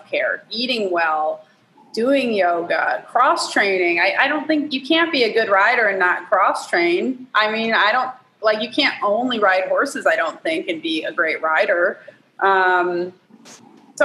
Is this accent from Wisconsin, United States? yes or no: no; Michigan, United States; now in Georgia, United States; I'm from Michigan though. I used to be right across the border.